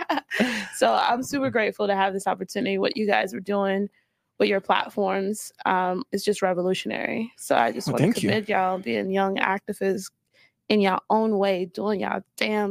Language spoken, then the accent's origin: English; Fort Lauderdale, Florida, United States; moved away as an adult; now in Salt Lake City, United States; Growing up in Florida was tough